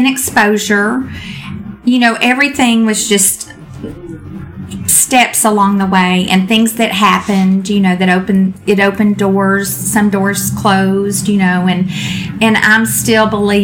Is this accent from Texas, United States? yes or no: yes; Texas, United States; I'm from Texas